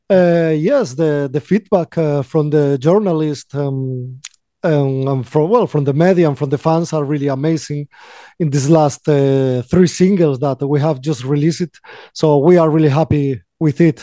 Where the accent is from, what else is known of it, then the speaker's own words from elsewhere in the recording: Galicia, Spain; English is a second language; We are from Galicia, northwest of Spain